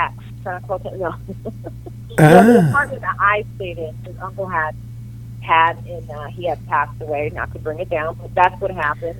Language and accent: English; Chicago, Illinois, United States; accent: Midwestern; moved away as an adult; also born or lived in Highland Park, Illinois / Syracuse, New York; now in New York City, United States; I grew up in Chicago in Highland Park.